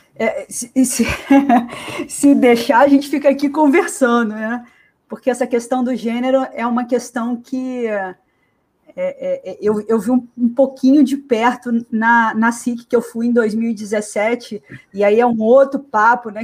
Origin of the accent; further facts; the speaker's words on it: Espírito Santo, Brazil; Eu sou capixaba